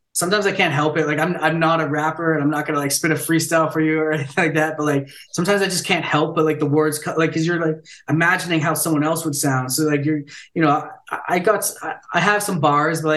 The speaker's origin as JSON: {"language": "English", "region": "Ontario", "country": "Canada", "tie": "born or raised there", "also_born_or_lived": "Vancouver", "moved": "as an adult", "said": "I was born and raised in Ontario, moved out west, and then I'm back in Ontario"}